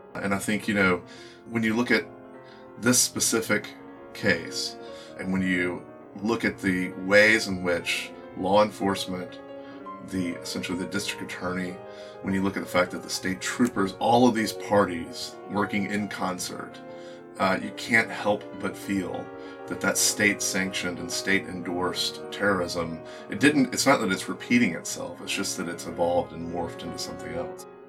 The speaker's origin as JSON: {"language": "English", "town": "Birmingham", "region": "Alabama", "country": "United States", "said": "we're both from Alabama, from Birmingham."}